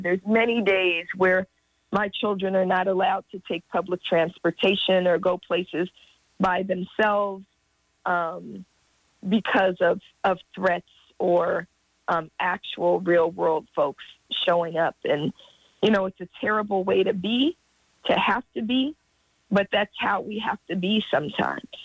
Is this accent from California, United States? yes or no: yes; Oakland, California, United States; now in Los Angeles, United States; I'm in Los Angeles, but I'm from Oakland